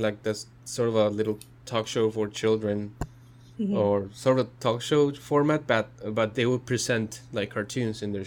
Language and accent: English; Mexico; moved away; growing up in Mexico, you get exposed to a lot of cartoons from other countries